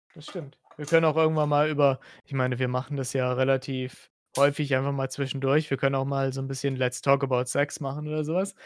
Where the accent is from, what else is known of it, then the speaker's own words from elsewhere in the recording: Hesse, Germany; ich bin kein Sachs, ich bin eigentlich Hesse